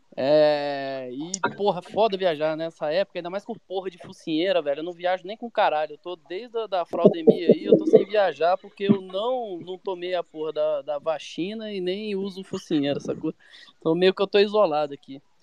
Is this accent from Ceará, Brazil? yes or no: no; Brasília, Federal District, Brazil; eu sou de Brasília, né? Infelizmente. Eu sou. Eu moro aqui e nasci aqui